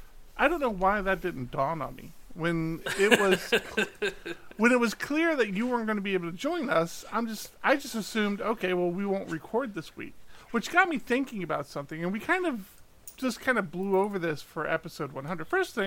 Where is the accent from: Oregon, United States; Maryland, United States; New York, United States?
Maryland, United States; now in California, United States; When we moved from the East Coast, we were originally from Maryland, and we moved out to California.